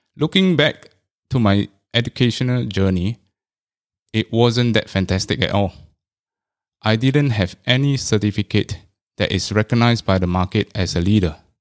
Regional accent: Singapore; I was all along from the Chinese stream.

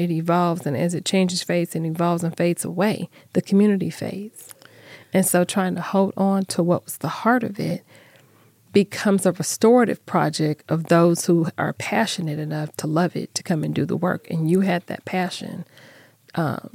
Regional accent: Phoenix, Arizona, United States; moved away; I grew up in Phoenix

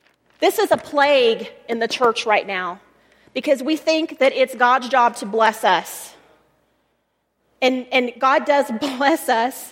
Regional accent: Texas, United States; also born or lived in Colorado; now in Colorado Springs, United States; I'm from Texas

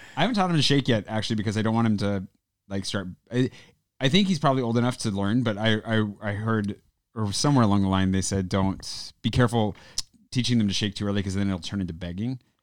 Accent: United States; now in France; being American

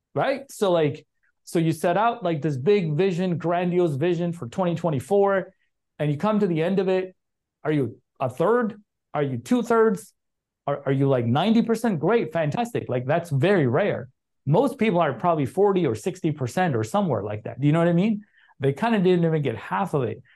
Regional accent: Chicago, Illinois, United States; moved away; I grew up in Chicago.

